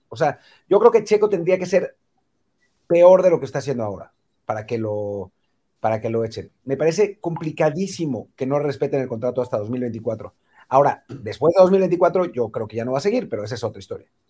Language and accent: Spanish; Mexico; somos mexicanos